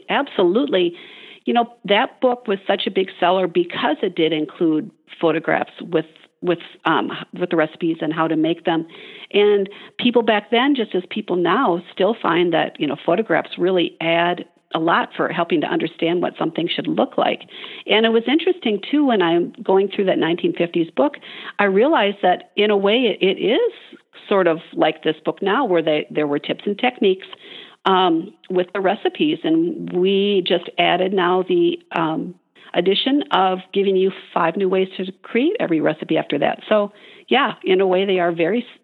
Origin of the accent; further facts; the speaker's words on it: Midwest, United States; I'm from the Midwest